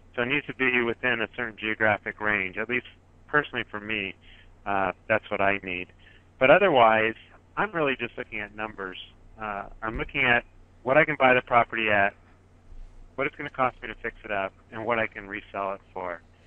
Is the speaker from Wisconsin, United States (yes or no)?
no; Silicon Valley, Northern California, United States; I am from Silicon Valley down here in Northern California. And like a lot of investors here in the Bay Area, where I'm from